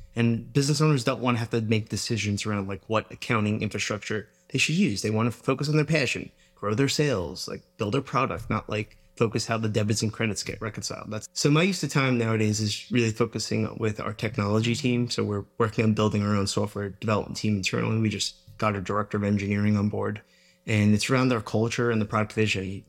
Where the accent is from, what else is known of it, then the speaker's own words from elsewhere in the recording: Long Island, New York, United States; I grew up in Long Island, New York